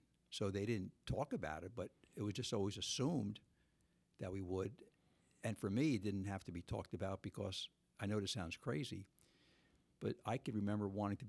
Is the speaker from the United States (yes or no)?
yes; South River, New Jersey, United States; South River.